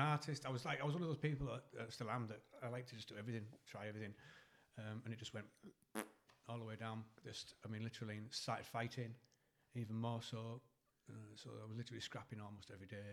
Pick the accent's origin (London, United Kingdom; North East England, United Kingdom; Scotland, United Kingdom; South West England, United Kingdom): North East England, United Kingdom; Eston; I moved from from Eston in like third year senior